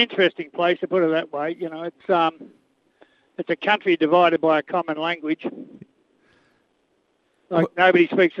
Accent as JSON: {"language": "English", "town": "Miami", "region": "Florida", "country": "United States", "tie": "born or raised there", "said": "My hometown is Miami."}